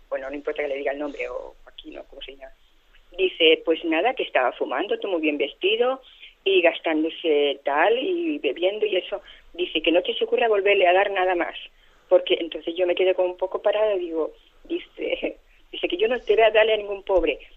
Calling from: Balearic Islands, Spain; de Mallorca.

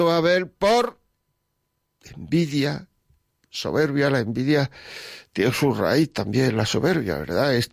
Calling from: Madrid, Community of Madrid, Spain; Gracias, de Madrid.

